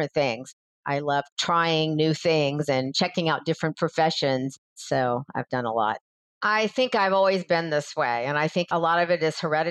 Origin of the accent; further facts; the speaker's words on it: Atlanta, Georgia, United States; also born or lived in Florida; now in Los Angeles, United States; I'm originally from Atlanta, Georgia, lived in Florida for a little while, then moved to Los Angeles in about 1980